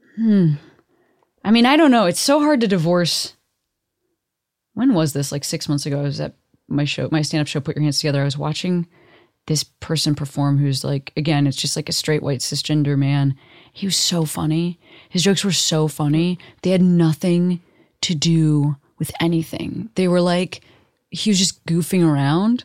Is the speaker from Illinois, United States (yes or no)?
yes; Chicago, Illinois, United States; also born or lived in Boston; now in Los Angeles, United States; I live in L A, I'm from Chicago, you know, I lived in Boston